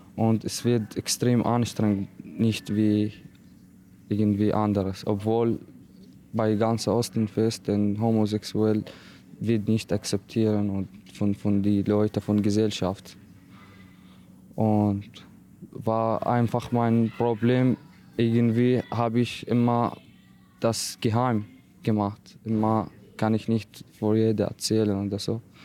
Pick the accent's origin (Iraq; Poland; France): Iraq; German is a second language; now in Austria; Ich habe viel Schwierigkeit in meiner Heimat erlebt, mit meiner Familie. Also in Irak, wir leben in clanmäßig Community